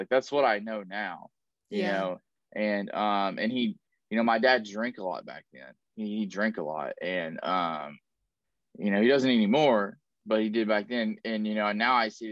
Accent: Tennessee, United States; now in Southern California, United States; I was born and raised in Tennessee.

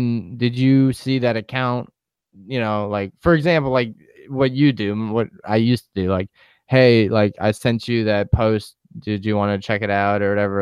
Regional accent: New York, United States; moved away; being back home in New York

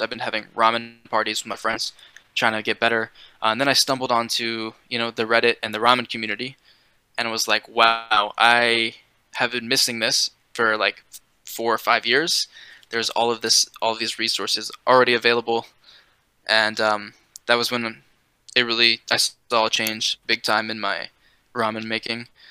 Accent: East Coast, United States; I'm from a small town, so there's no ramen. I mean, there's like a kind of niche community of Okinawan people because there's a the biggest military base on the East Coast is in my town

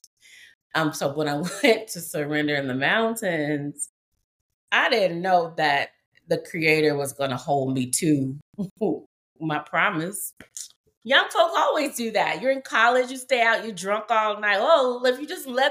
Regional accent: Memphis, Tennessee, United States; I'm a woman from the South, and we talk in the deep South. I'm from Memphis, Tennessee

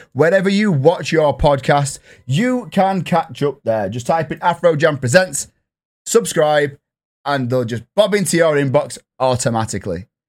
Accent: England, United Kingdom; I'm English

